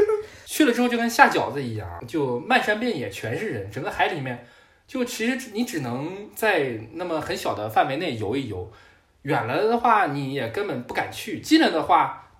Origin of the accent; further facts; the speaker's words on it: northern China, China; 因为我作为一个北方人嘛，就很少去南方，所以当时觉得还好。